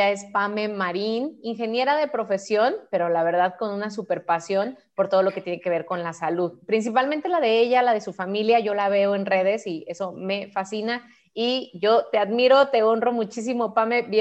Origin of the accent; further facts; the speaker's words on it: Costa Rica; soy de Costa Rica, ¿verdad? Tengo 33 años